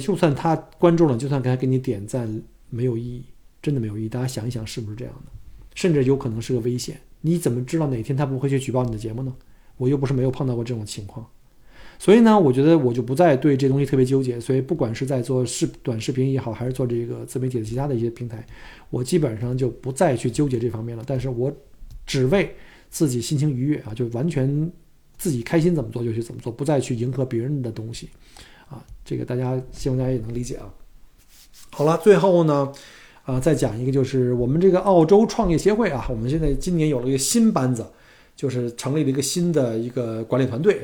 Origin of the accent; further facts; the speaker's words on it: China; moved away as an adult; now in Melbourne, Australia; 我们是中国人